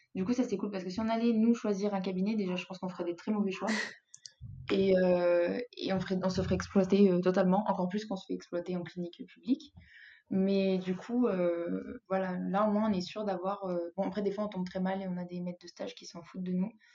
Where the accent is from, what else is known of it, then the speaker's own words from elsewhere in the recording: Grenoble, Auvergne-Rhône-Alpes, France; moved away as an adult; now in Spain; moi, je viens de Grenoble, donc euh, des montagnes, on en a partout